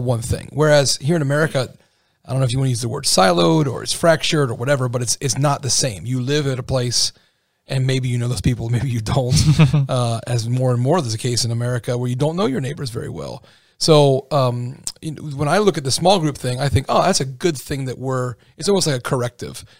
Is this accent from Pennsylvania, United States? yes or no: yes; Pennsylvania, United States; now in Indiana, United States; I'm from Pennsylvania